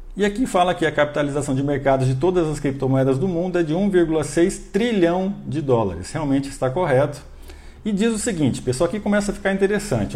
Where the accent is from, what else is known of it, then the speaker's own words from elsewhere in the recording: Brazil; nós brasileiros